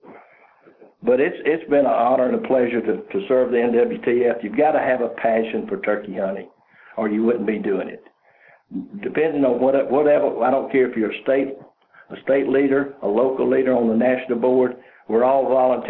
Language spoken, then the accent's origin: English; Georgia, United States; also born or lived in Moultrie, Georgia; I'm from Georgia